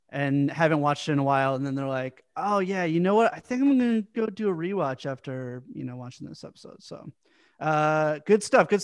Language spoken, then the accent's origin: English; East Coast, United States; moved away; we're from the East Coast